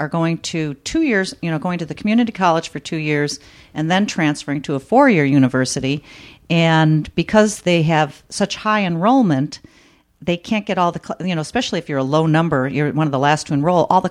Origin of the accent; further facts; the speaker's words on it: Chicago, Illinois, United States; also born or lived in South Holland, Illinois; I grew up on the south side of Chicago, and then we moved to a suburb when I was in seventh grade. And so for 6 years, I lived in South Holland, Illinois, it's called